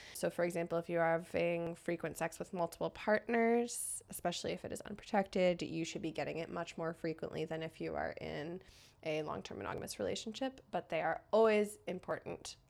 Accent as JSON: {"language": "English", "country": "United States", "moved": "yes", "lives_now": "Canada", "said": "I'm American, but a permanent resident of Canada"}